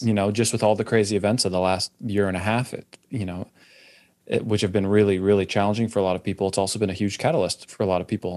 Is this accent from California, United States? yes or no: yes; California, United States; now in Austin, United States; I grew up in California